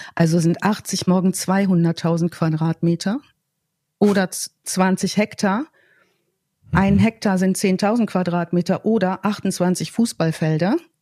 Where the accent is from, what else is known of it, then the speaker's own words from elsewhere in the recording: North Rhine-Westphalia, Germany; ich komme ja aus dem Ostwestfälischen